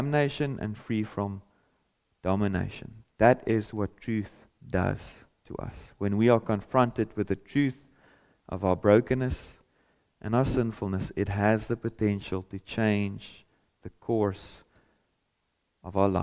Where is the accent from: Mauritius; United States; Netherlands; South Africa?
South Africa; first language Afrikaans; English is a second language